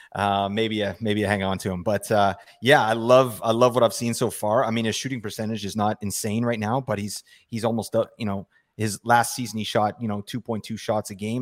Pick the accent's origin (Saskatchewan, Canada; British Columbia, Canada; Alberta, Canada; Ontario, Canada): British Columbia, Canada; Vancouver; I'm from Vancouver